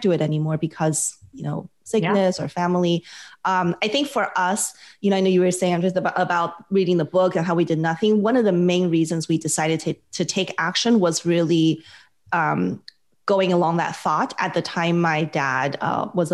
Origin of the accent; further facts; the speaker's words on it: Las Vegas, Nevada, United States; now in California, United States; I'm from Las Vegas originally.